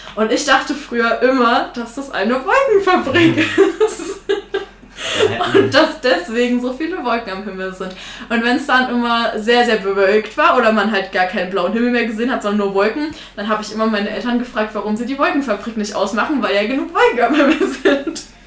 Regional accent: Thuringia, Germany; ich bin halt äh, aus Thüringen, aus so einer kleinen Ecke

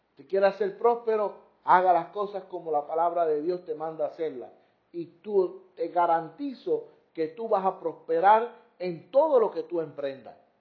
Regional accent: Puerto Rico; como decimos aquí en Puerto Rico

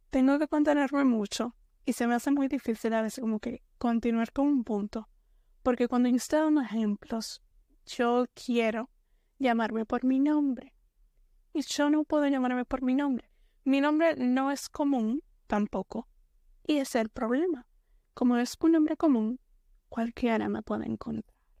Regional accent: Dominican Republic; soy de la República Dominicana. entonces soy dominicana.

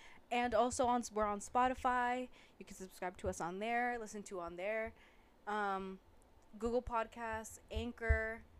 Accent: Massachusetts, United States; we're from Massachusetts.

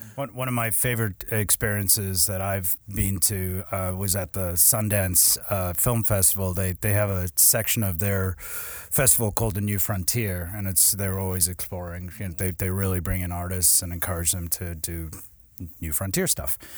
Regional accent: South Africa; I grew up in South Africa

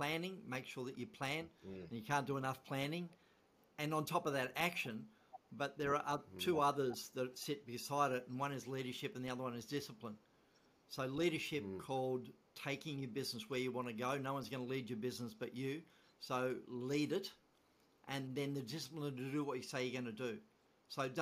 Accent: Tasmania, Australia; moved away as an adult; also born or lived in Sydney, Australia; now in Victoria, Australia; I am from Tasmania

